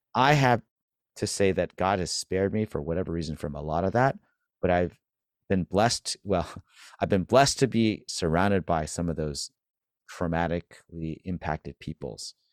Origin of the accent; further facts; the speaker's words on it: California, United States; now in Boston, United States; growing up in California